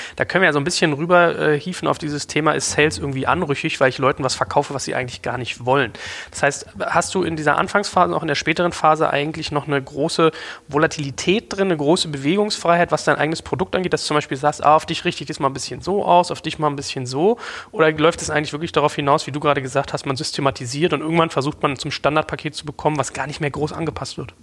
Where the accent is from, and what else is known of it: Germany